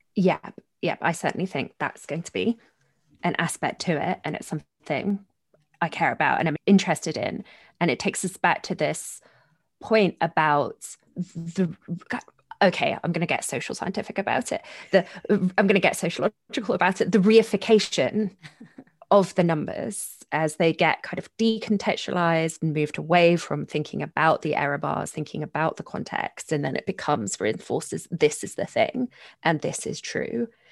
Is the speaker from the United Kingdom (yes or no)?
yes; London, United Kingdom; moved away as an adult; now in United States; I grew up in South London, Catholic, attending Catholic schools